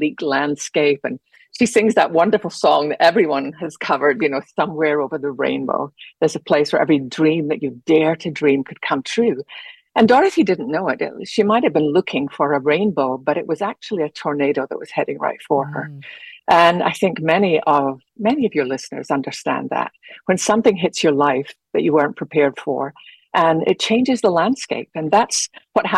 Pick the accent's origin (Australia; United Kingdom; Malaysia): United Kingdom; Scotland; moved away as an adult; also born or lived in London / Geneva, Switzerland / Holland; now in United States; growing up in Scotland